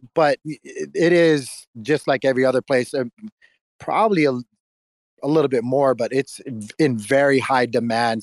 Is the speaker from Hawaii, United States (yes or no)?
yes; Hawaii, United States; moved away as an adult; now in Tennessee, United States; I'm originally from Hawaii, uh, and moved out here about when I was 21 years old